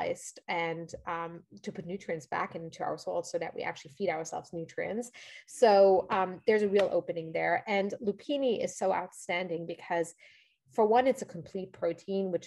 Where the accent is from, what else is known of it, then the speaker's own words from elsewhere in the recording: Luxembourg; moved away as an adult; now in New York, United States; I grew up in Europe. As I mentioned, I'm from Luxembourg originally